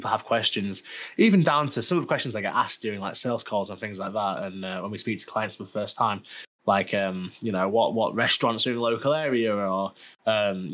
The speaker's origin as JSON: {"language": "English", "town": "Sheffield", "region": "Yorkshire and the Humber", "country": "United Kingdom", "said": "I come from Sheffield where everyone's like quite nice"}